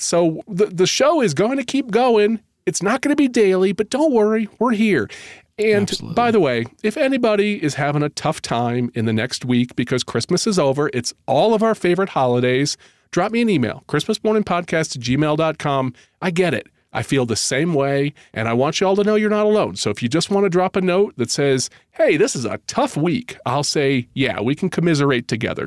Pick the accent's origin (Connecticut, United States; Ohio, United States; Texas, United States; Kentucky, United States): Connecticut, United States; I'm from Connecticut